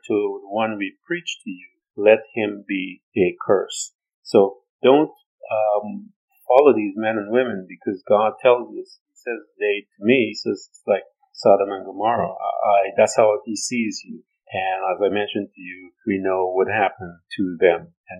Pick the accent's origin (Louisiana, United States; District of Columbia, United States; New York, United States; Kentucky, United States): New York, United States; I'm from New York